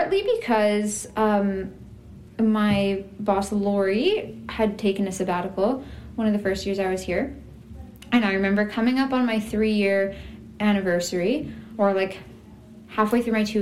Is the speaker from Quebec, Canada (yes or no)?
no; Kola, Manitoba, Canada; moved away as an adult; also born or lived in Calgary / Briarcrest College, Saskatchewan; now in Winnipeg, Canada; I grew up in Kola and Verdun area, mm-hmm, until I graduated